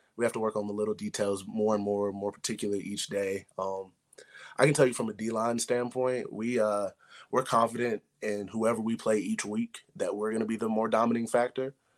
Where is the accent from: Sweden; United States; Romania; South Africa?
United States; Middle Tennessee; moved away; back home for kids around Middle Tennessee